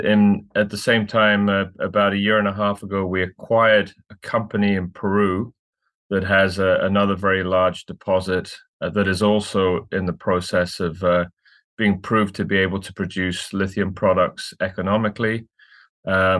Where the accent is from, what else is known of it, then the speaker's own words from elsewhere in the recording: Scotland, United Kingdom; moved away as an adult; also born or lived in London; now in Vancouver, Canada; I'm from Scotland originally, trained as a lawyer